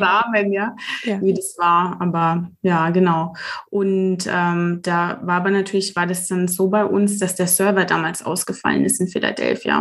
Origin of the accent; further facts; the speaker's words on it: Germany; ich bin in Deutschland geboren